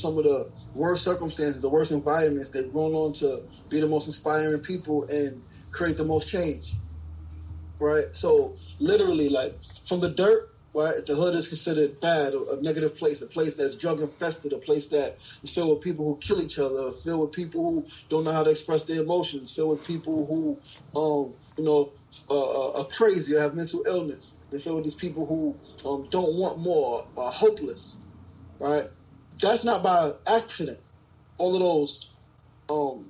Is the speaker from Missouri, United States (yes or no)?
no; New York City, New York, United States; also born or lived in South Jamaica, Queens; born and raised in Queens, New Yorker, born in South Jamaica, Queens, really raised in Queensburg